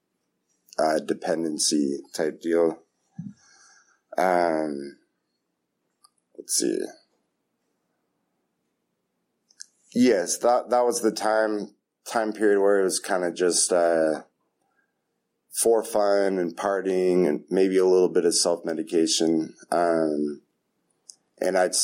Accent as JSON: {"language": "English", "town": "Half Moon Bay", "region": "California", "country": "United States", "moved": "as an adult", "lives_now": "East Bay, United States", "said": "I'm from Half Moon Bay. I've lived in the East Bay for about 10 years"}